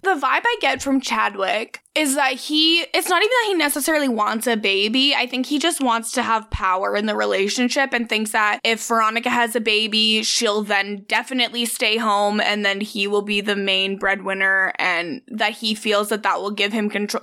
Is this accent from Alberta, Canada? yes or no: yes; Cold Lake, Alberta, Canada; born or raised there; moved away